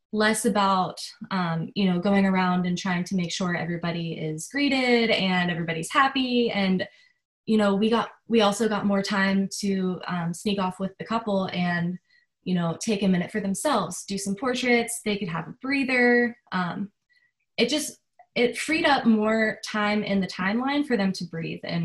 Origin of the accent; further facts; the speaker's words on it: Pennsylvania, United States; moved away as an adult; now in Charleston, United States; I'm originally from Pennsylvania. So once I moved to Charleston